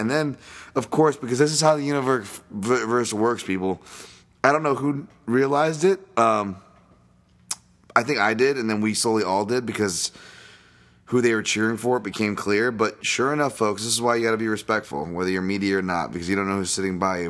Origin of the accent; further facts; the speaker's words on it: United States; as an American